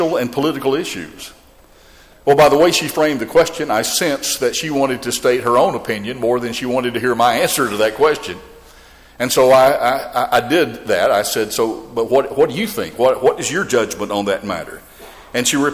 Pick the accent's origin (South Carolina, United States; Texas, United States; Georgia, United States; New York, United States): Georgia, United States; my home state of Georgia